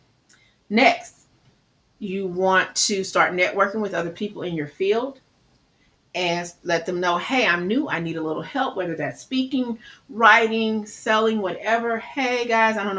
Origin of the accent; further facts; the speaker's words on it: Midwest, United States; I talk fast. I'm from the Midwest.